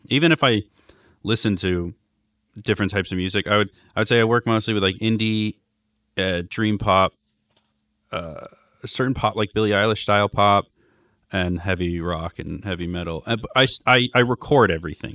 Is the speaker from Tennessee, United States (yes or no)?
no; Los Angeles, California, United States; Growing up in Hancock Park